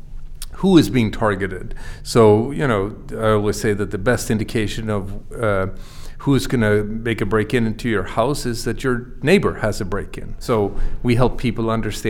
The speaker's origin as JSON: {"language": "English", "country": "Sweden", "tie": "born or raised there", "also_born_or_lived": "Boston area, United States", "moved": "as an adult", "lives_now": "Boston, United States", "said": "I grew up in Sweden. I came to the US 20 years ago."}